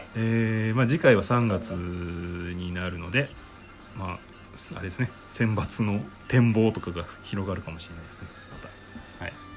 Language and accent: Japanese; Japan; 日本人日本で生まれ育った